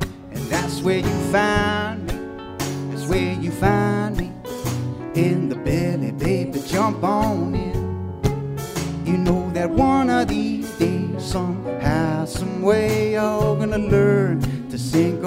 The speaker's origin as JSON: {"language": "English", "town": "Philadelphia", "region": "Pennsylvania", "country": "United States", "said": "I'm from Philadelphia."}